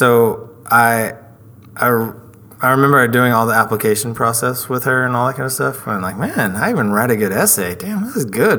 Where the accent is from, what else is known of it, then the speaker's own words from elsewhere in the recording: Dallas, Texas, United States; also born or lived in Mesquite, Texas; I grew up in Pleasant Grove. I was a Grove rat, and I lived with my grandparents.